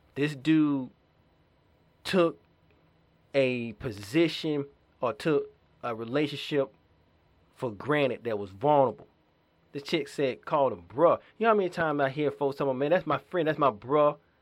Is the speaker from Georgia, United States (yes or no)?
yes; Georgia, United States; my hometown in Georgia